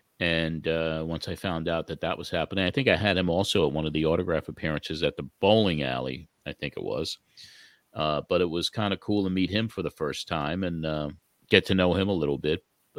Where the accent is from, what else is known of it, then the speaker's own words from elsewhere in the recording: New York, United States; it reminded me of my youth growing up on Long Island in the 60s.